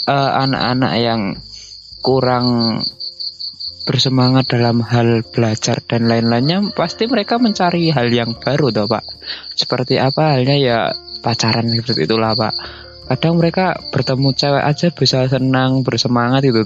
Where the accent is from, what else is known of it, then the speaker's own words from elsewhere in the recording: Gunungkidul, Special Region of Yogyakarta, Indonesia; saya orang yang Jogja lantai 2 alias Gunung Kidul ya